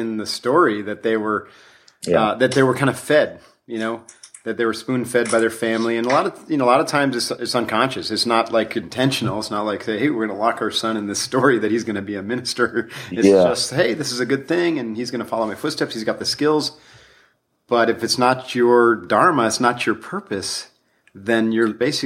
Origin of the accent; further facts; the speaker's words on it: United States; growing up in America